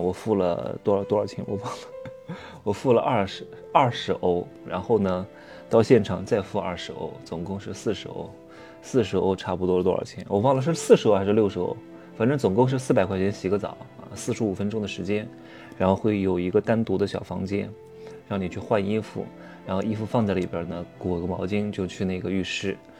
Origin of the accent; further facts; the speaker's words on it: southern China, China; moved away; 我们其实是南方人